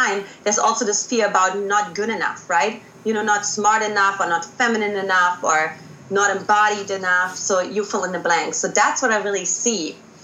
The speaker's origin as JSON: {"language": "English", "country": "Germany", "also_born_or_lived": "United States", "accent": "German", "second_language": "English", "moved": "as an adult", "said": "I got myself out of Germany, in case you haven't identified my accent"}